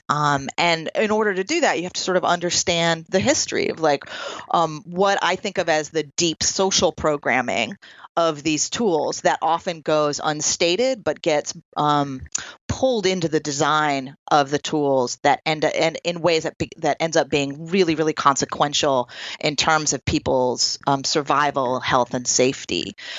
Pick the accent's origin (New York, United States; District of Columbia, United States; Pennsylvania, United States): New York, United States; Troy; also born or lived in California; here in my hometown of Troy, New York